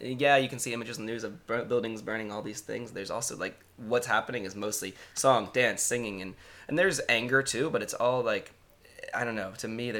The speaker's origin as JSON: {"language": "English", "country": "United States", "also_born_or_lived": "Baltimore", "said": "as an American"}